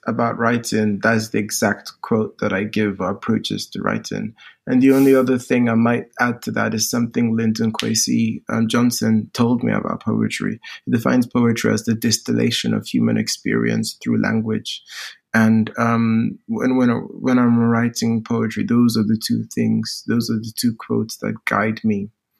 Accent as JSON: {"language": "English", "country": "Nigeria", "said": "But language also means a lot when I come from Nigeria, and we have Pidgin English, which is a broken English. Then we have Nigerian spoken English, which is different from British spoken English"}